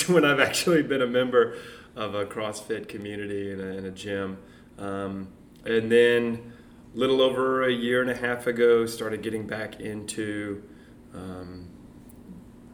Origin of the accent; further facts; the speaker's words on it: Montgomery, Alabama, United States; moved away; also born or lived in Florida; I'm from Montgomery, Alabama. I live here now because my wife is from the area